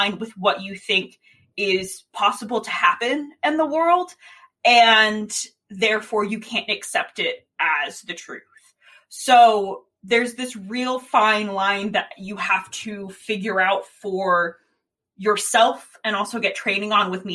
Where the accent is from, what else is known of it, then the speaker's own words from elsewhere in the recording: Sandy Hook, Connecticut, United States; I'm from Sandy Hook